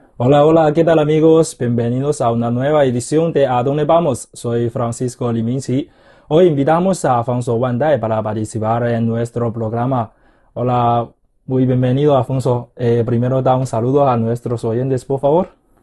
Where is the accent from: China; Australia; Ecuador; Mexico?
China; Huai'an, Jiangsu; Spanish is a second language; moved away; Yangzhou está muy cerca de mi ciudad natal, Huayan, eh, más o menos a unos 200 kilómetros